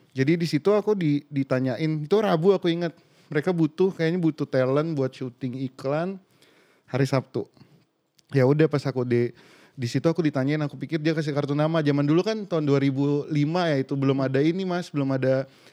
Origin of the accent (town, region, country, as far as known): Pontianak, West Kalimantan, Indonesia; born or raised there; moved away as an adult; now in Jakarta, Indonesia